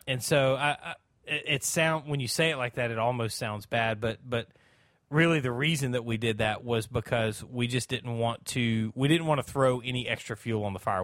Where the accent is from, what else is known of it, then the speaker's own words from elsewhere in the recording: South Alabama, United States; also born or lived in Georgia; I'm from South Alabama. I've always, uh, really kinda lived in South Alabama.